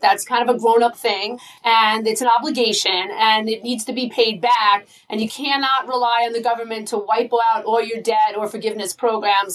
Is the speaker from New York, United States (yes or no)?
yes; Long Island, New York, United States; accent: Long Island; I'm proud of my Long Island accent